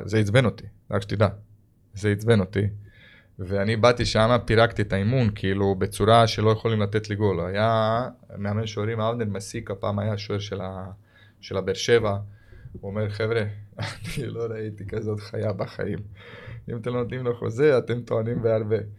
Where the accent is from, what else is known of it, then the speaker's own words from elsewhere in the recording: Croatia; Hebrew is a second language; moved away as an adult; now in Israel; אני הייתי ילד שגדלתי ביען גם בקרואטיה